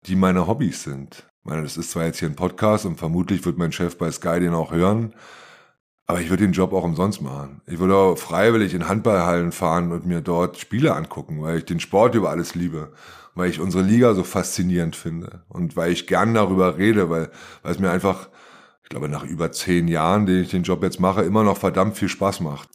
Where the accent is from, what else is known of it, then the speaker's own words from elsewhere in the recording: Germany; ich komme aus der DDR und bin von zwei sehr systemtreuen Eltern erzogen worden